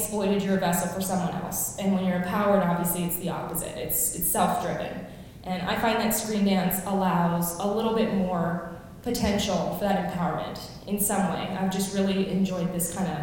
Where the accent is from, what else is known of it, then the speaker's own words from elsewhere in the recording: Vancouver, British Columbia, Canada; moved away as an adult; now in Washington, DC, United States; I am from Vancouver, BC, Canada. I now live in Washington, DC